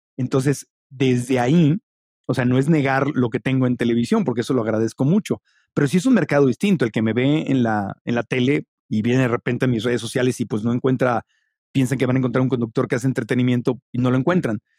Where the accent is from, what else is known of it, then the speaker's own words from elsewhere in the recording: Mexico; also born or lived in Ciudad Obregón, Sonora / Tijuana / Mexico City; soy mexicano